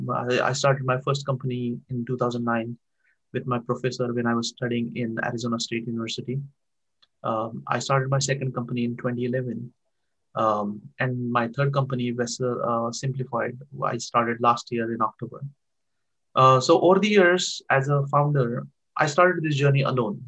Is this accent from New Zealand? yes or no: no; Barshi, Maharashtra, India; moved away as an adult; now in United States; I born in a very small town in India, um, in Maharashtra state. There is a, a small town called uh, named Barshi, where I grew up